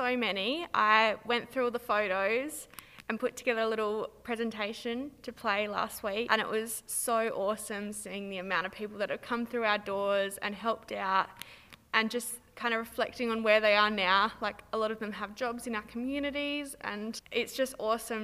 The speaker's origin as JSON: {"language": "English", "town": "Minlaton", "region": "South Australia", "country": "Australia", "tie": "born or raised there", "said": "I grew up in Minlaton"}